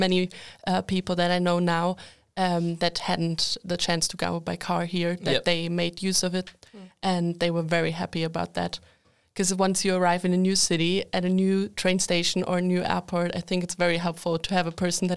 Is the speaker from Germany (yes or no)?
yes; Germany; now in Linköping, Sweden; I'm from Germany